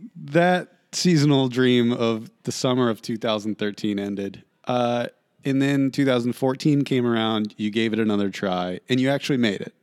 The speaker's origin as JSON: {"language": "English", "town": "Marietta", "region": "Ohio", "country": "United States", "tie": "born or raised there", "said": "my hometown, Marietta, Ohio. We went to high school together"}